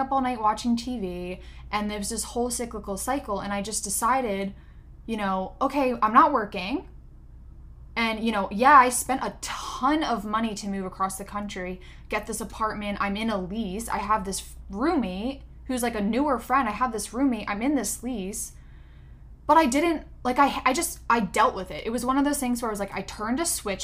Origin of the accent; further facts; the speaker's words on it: Pennsylvania, United States; moved away as an adult; also born or lived in California; I'm from Pennsylvania, from the East Coast